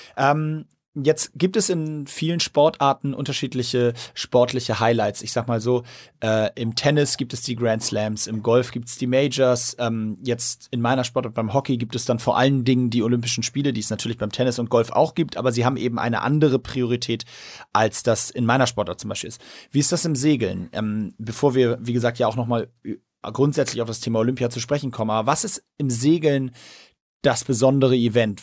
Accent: Hamburg, Germany; als Hamburger

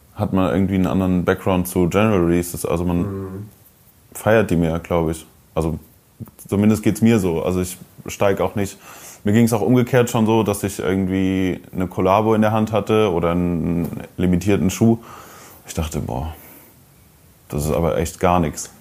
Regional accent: Koblenz, Rhineland-Palatinate, Germany; moved away; in meiner Heimatstadt Koblenz

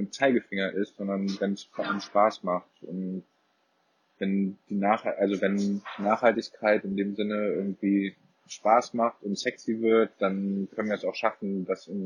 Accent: Cologne, North Rhine-Westphalia, Germany; ich komme ursprünglich aus Köln, wie auch der Chris, der auch Mitgründer ist.

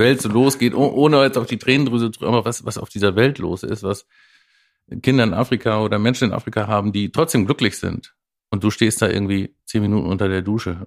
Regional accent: Oldenburg, Lower Saxony, Germany; als Oldenburger

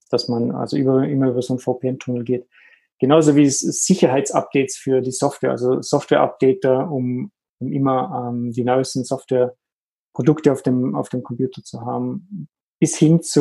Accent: Vorarlberg, Austria; Ursprünglich bin ich aus Österreich in der Nähe vom Bodensee und Aviras Headquarter ist am Bodensee.

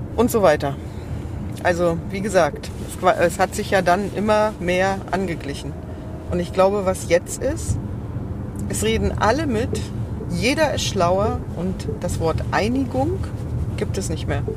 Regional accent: East Germany, Germany; ich komme ja aus dem Osten

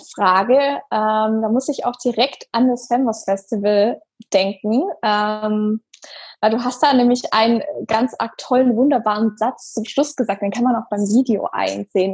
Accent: Stuttgart, Baden-Württemberg, Germany; in meiner Heimatstadt, wo ich gerne was zurückgeben möchte

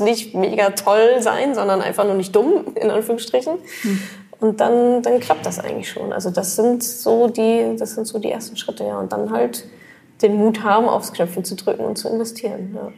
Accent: Germany; wir Deutsche

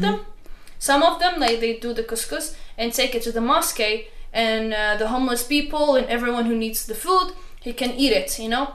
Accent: Morocco; moved away; we're friendly in uh, morocco

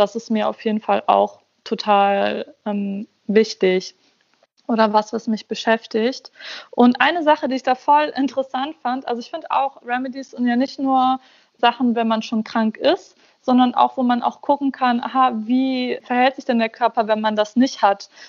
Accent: Germany; Also in meiner Heimatstadt in Deutschland, wo ich aufgewachsen bin quasi

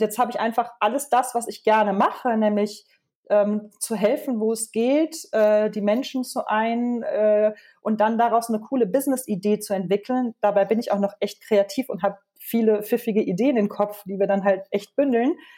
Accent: Germany; now in Switzerland; Ich bin nicht sehr gerne als Deutsche in der Schweiz, weil ich mich hier nicht willkommen fühle

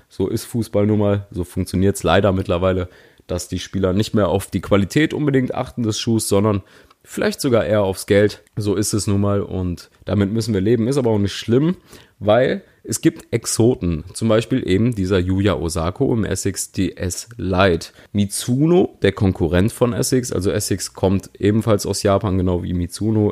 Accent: Cologne, North Rhine-Westphalia, Germany; ich als Kölner

